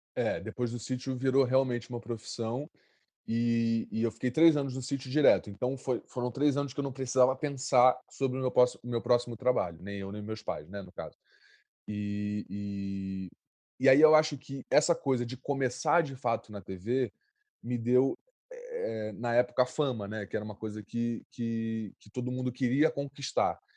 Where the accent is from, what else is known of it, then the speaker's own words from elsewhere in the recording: Rio de Janeiro, Brazil; eu, eu, cresci no Santa Marta, né? Um lugar, uma, uma comunidade